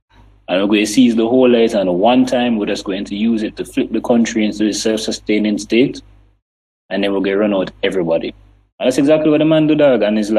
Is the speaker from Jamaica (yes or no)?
yes; Jamaica; what we have shown the world as Jamaican people